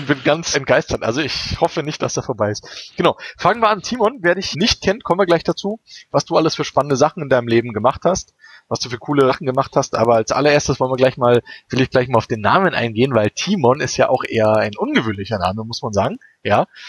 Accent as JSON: {"language": "German", "region": "Berlin", "country": "Germany", "moved": "as an adult", "lives_now": "Munich, Germany", "said": "ich komme ja aus Berlin, also ich wohne ja auch erst seit sechs Jahren hier in München."}